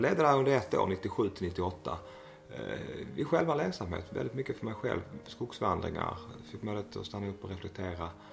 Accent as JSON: {"language": "Swedish", "town": "Malmö", "region": "Skåne", "country": "Sweden", "tie": "born or raised there", "also_born_or_lived": "Växjö / Småland", "moved": "as an adult", "said": "Jag är uppvuxen i Malmö"}